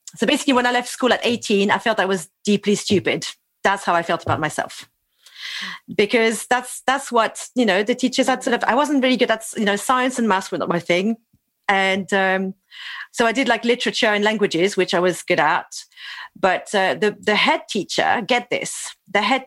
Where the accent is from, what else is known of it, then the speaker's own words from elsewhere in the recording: Toulouse, Occitania, France; I'm French. I was born in Toulouse